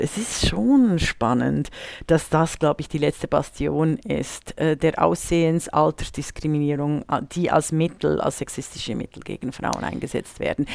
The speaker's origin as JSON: {"language": "German", "region": "Bern", "country": "Switzerland", "tie": "born or raised there", "moved": "yes", "said": "der Brunnen in Bern erfreut mein Herz, wenn ich in meiner Heimatstadt bin"}